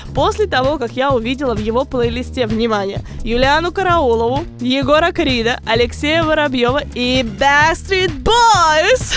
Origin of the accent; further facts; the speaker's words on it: Moscow, Russia; also born or lived in Rostov Oblast; now in United States; я приезжала из Москвы к бабушке в Ростовской области